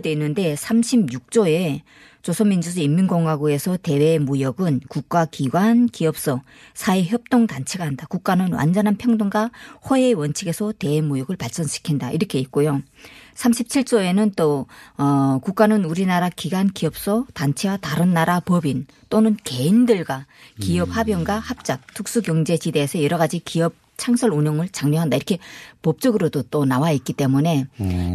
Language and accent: Korean; Ryanggang, North Korea; now in South Korea; 제가 이제 양강도에서 살았었는데요